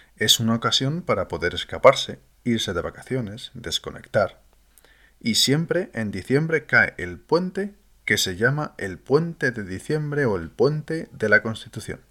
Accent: Spain; llamamos los españoles

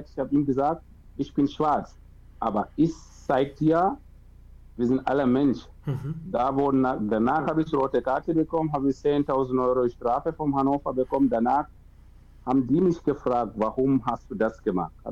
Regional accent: Cameroon; German is a second language; now in Germany; Klar, ich bin aus Kamerun, aber ich bin wirklich fremd.

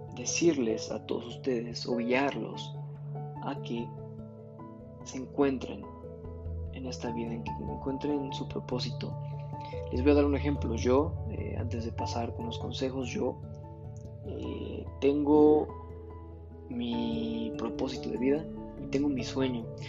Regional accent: Mexico; en mi país, está muy mala yo creo que el modelo educativo, eh, no nada más en México, que es donde yo vivo

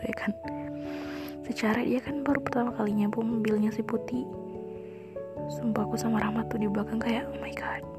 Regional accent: Ampana, Central Sulawesi, Indonesia; Sahabat aku Jana Dia datang ke kampung aku di Ampana karena ada acara keluarga.

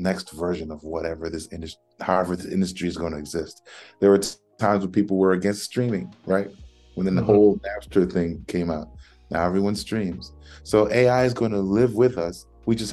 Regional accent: New York, United States; growing up in New York

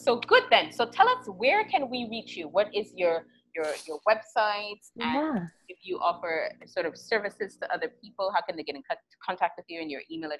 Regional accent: St. Kitts & Nevis; I'm from St. Kitts

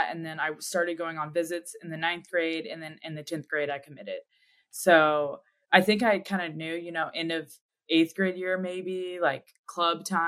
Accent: Magnolia, Texas, United States; moved away as an adult; now in Dallas, United States; I'm originally from Magnolia, Texas. It's just a little suburb in Houston, Texas

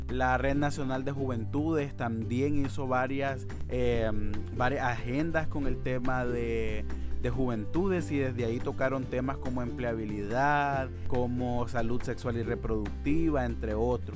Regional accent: Nicaragua; Soy un joven nicaragüense

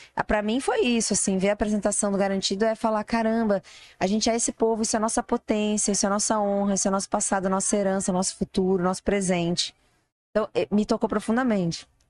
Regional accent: Brazil; Nós somos brasileiros

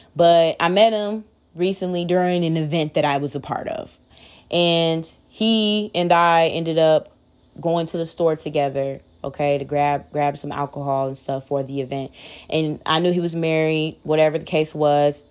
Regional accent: Waukegan, Illinois, United States; I'm from Waukegan, Illinois, uh, Lake County.

